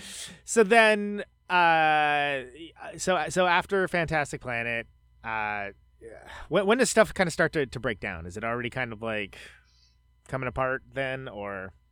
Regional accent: Bay Area, California, United States; moved away; I'm from the Bay Area, uh, originally

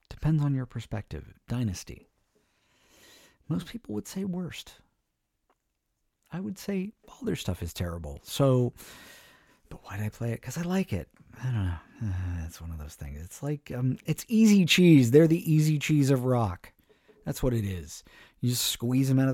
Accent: East Bay, California, United States; I'm from the East Bay

